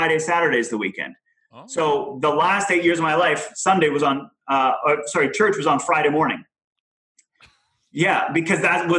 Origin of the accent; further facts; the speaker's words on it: Germany; I grew up in Germany, but I went to church in France. So already, and as a Canadian, so you already have a couple countries there impacting.